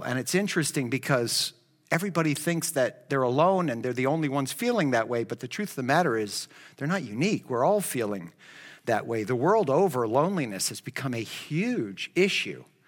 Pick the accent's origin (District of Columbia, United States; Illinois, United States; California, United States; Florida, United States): Florida, United States; Miami; I grew up in Miami